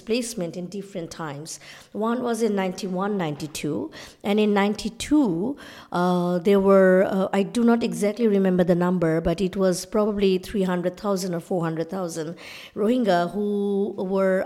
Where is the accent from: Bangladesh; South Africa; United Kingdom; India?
Bangladesh; I come from South Asia, from Bangladesh, but our family is a partition family